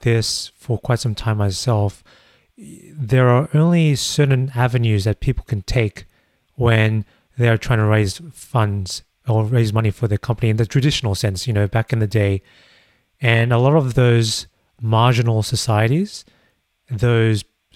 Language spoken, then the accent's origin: English; Australia; as an Australian myself